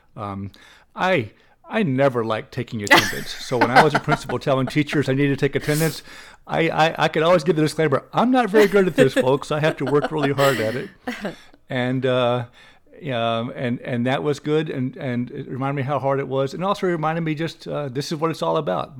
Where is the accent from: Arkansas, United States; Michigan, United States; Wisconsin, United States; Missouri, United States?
Arkansas, United States; Little Rock; I grew up in Little Rock, Arkansas, and, uh, went mostly to Catholic schools in Little Rock.